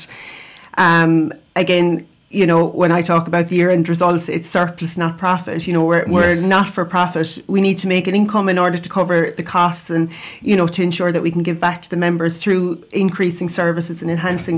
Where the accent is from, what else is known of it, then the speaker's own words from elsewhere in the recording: Limerick, Munster, Ireland; moved away as an adult; also born or lived in East Clare; now in County Clare, Ireland; I'm from Limerick, and I've been living locally now for just over 12 years